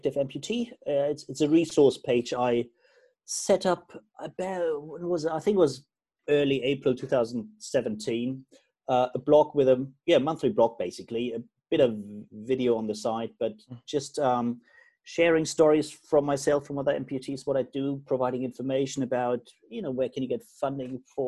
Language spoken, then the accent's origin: English; Germany; I'm originally from Germany